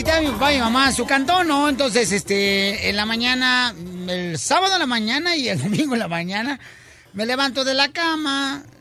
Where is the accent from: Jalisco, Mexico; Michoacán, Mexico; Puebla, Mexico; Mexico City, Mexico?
Michoacán, Mexico; soy de Michoacán.